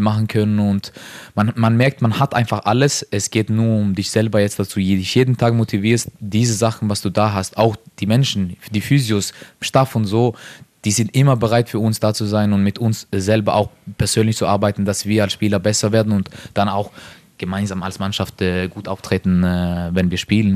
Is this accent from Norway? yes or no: yes; Norway; German is a second language; moved away as an adult; also born or lived in Sweden; now in Linz, Austria; ich bin aufgewachsen in Norwegen, äh, aber ich habe Eltern von Kosovo